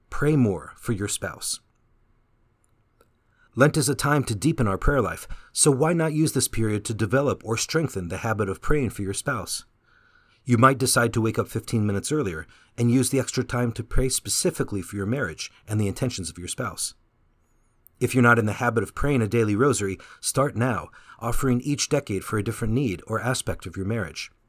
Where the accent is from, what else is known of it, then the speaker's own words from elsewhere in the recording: Canada; now in San Jose, United States; But when I came from Canada to San Jose, it was a struggle at first to find that family spirit.